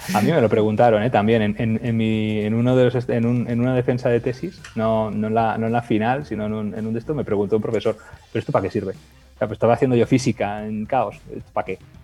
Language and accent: Spanish; Lleida, Catalonia, Spain; Yo nací en Lleida